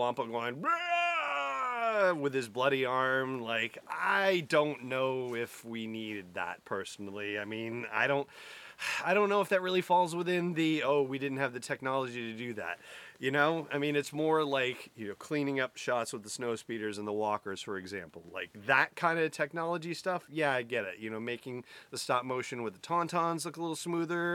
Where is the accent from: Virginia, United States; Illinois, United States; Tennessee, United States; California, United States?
California, United States; San Fernando Valley, Southern; moved away; I grew up in Southern California. I grew up in the San Fernando Valley